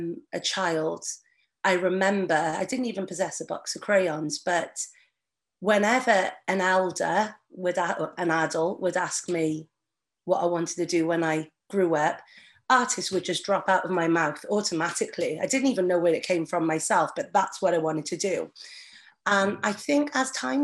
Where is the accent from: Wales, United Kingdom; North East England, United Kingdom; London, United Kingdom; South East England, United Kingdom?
Wales, United Kingdom; Barry; also born or lived in Manchester; And we came over to Barry, South Wales, and I've been here all my life.